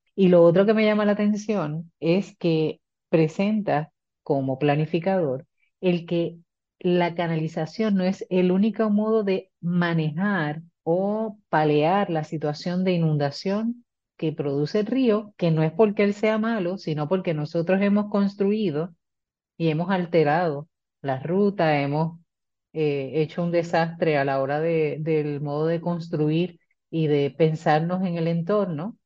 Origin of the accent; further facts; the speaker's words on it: Puerto Rico; somos pueblo puertorriqueño